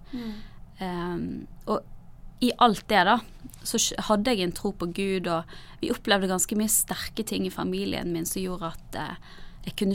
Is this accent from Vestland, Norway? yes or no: yes; Bergen, Vestland, Norway; also born or lived in Narvik / Lista; Vi flyttet først fra Nord-Norge, i Narvik, til Lista på Sørlandet, og så til Bergen igjen da jeg begynte på ungdomsskolen. Så jeg har på en måte flyttet en del.